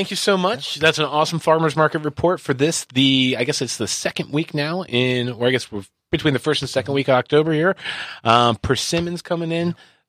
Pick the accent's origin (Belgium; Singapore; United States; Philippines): Philippines; accent: Filipino; It's my natural accent.